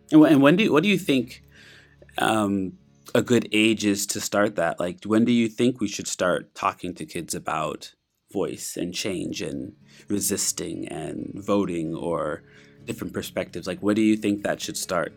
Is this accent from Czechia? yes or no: no; Canada; moved away; I'm from Canada